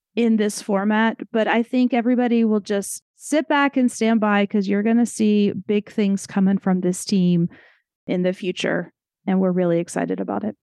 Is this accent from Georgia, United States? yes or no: yes; Atlanta, Georgia, United States; I'm from Atlanta